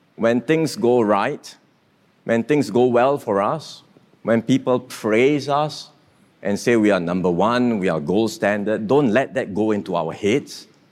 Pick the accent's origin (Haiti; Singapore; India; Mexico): Singapore